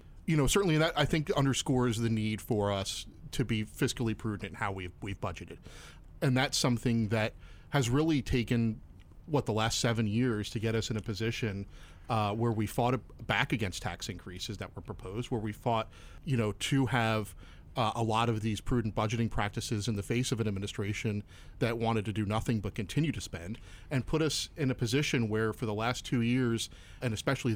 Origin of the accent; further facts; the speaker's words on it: Bucks County, Pennsylvania, United States; now in Central Pennsylvania, United States; I'm originally from Bucks County